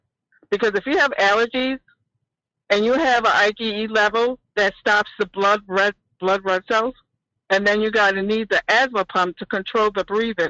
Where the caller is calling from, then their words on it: Rochester, New York, United States; Hi, I'm calling from Rochester, New York, upstate, not Cuomo State.